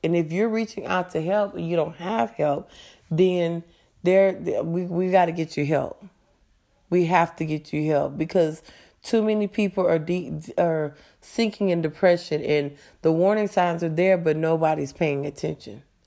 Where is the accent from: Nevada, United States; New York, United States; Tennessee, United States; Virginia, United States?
Nevada, United States; Las Vegas; moved away as an adult; also born or lived in California; now in Texas, United States; I am a native of Las Vegas, well, of California, but I grew up in Las Vegas, Nevada.